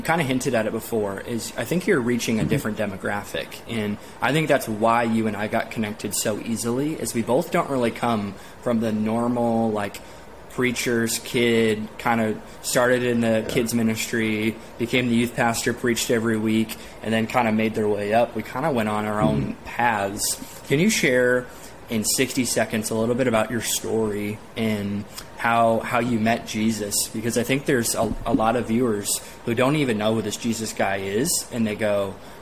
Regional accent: Sioux City, Iowa, United States; my hometown is Sioux City, Iowa

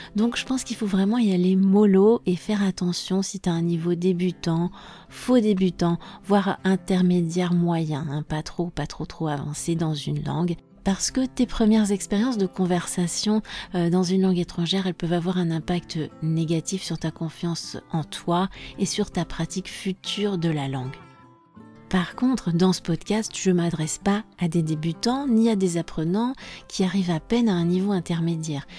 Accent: France; je suis française

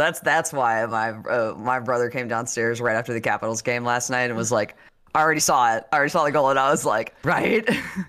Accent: the South, United States; I'm from the South.

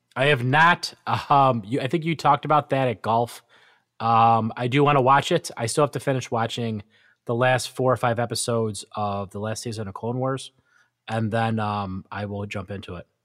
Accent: Western New York, United States; growing up in Western New York as a diehard Buffalo Bills fan

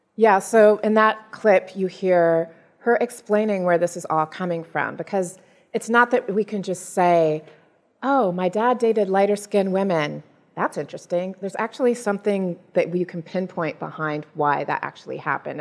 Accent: United States; I'm African American, so both of my parents were born in the U.S.

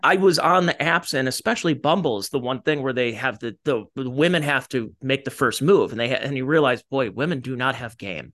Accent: Cleveland, Ohio, United States; from, uh, Cleveland, Ohio

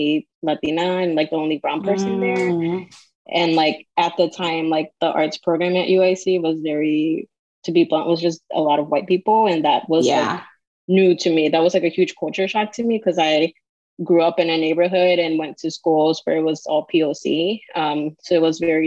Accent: Chicago, Illinois, United States; I'm born and raised in Chicago, so I've been here all my life

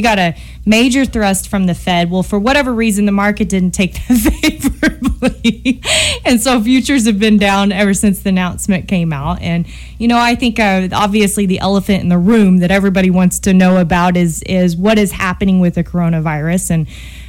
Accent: United States; I am an American. I'm very proud to be an American

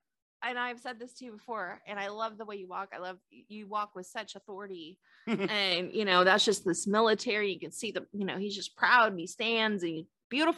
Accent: California, United States; I grew up in California.

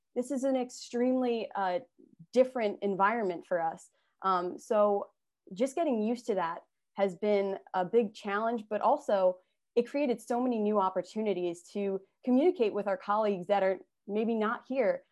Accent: Long Island, New York, United States; I grew up on Long Island

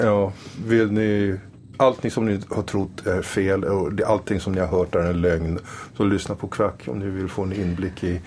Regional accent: France; moved away; När jag var ung och bodde i Frankrike

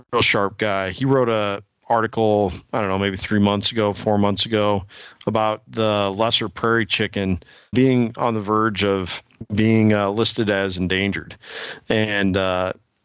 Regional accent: Illinois, United States; now in Iowa, United States; I grew up in Illinois as well. I live in Iowa now, but I was over on the Quad City side of the state

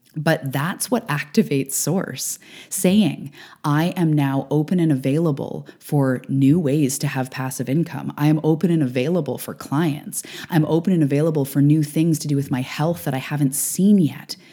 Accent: Canada; also born or lived in Vancouver Island, British Columbia; I am a Canadian living on the West Coast

